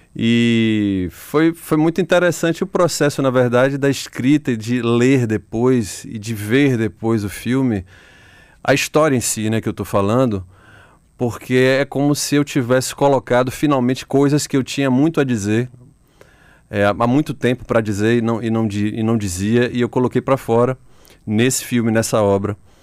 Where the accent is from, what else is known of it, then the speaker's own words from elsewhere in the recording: Salvador, Bahia, Brazil; aqui em Salvador, é, onde eu cresci.